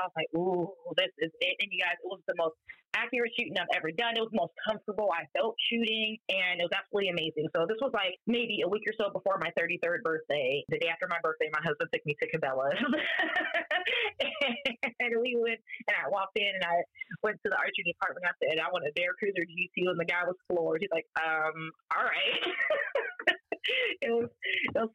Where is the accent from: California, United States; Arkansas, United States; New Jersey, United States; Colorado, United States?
California, United States; Northern; moved away as an adult; also born or lived in Las Vegas, Nevada / Brooklyn, New York / Omaha, Nebraska; now in Avoca, Nebraska, United States; I was born and raised on the West Coast, California to be exact. Northern California, the cool part